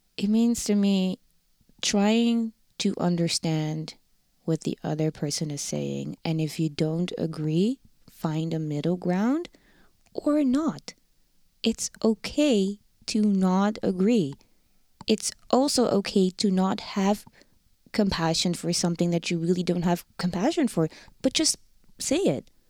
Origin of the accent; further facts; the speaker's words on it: Rotterdam, South Holland, Netherlands; accent: Rotterdam; first language Dutch; English is a second language; moved away as an adult; now in Winnipeg, Canada; The Netherlands, Rotterdam. Born and raised in Rotterdam.